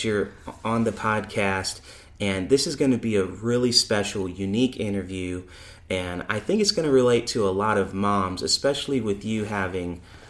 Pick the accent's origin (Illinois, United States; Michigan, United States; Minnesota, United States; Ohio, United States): Illinois, United States; Chicago; now in Georgia, United States; Not so cool. Insert Chicago there. That's